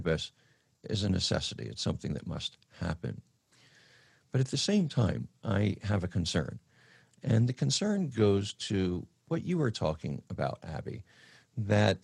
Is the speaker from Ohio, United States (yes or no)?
no; California, United States; as a Californian, as an American